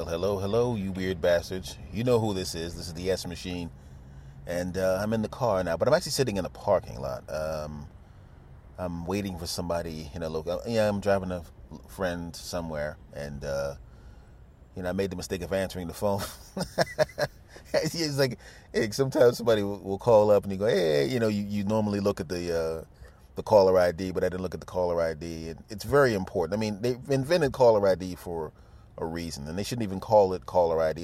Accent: Philadelphia, Pennsylvania, United States; moved away; I'm originally from Philadelphia, so obviously Eagles

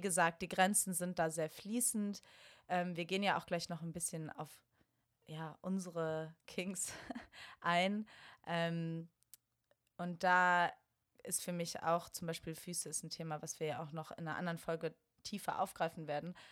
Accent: Bonn, North Rhine-Westphalia, Germany; now in Berlin, Germany; ich komme aus Bonn

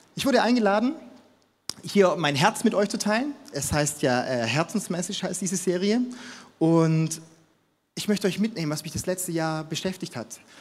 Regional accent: Stuttgart, Baden-Württemberg, Germany; moved away as an adult; now in Munich, Germany; ich komme aus Stuttgart

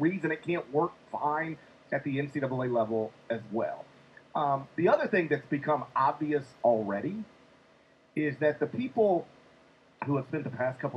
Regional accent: Mississippi, United States; I'm from Mississippi, the first college graduate in my family.

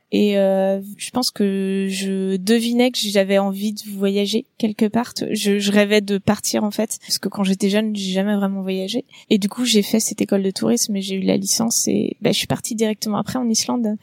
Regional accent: Nantes area, Pays de la Loire, France; moved away as an adult; also born or lived in Cholet / Iceland / Canada; j'ai grandi euh, dans la région nantaise

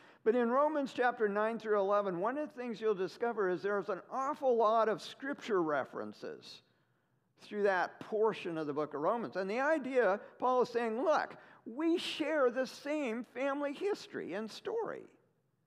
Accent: the Northwest, Pacific Northwest, United States; moved away as an adult; also born or lived in Ohio; I'm from the Northwest

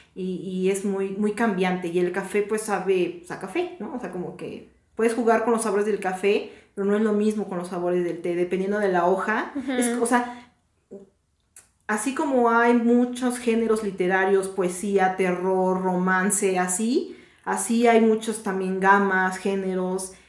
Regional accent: Mexico; somos de México

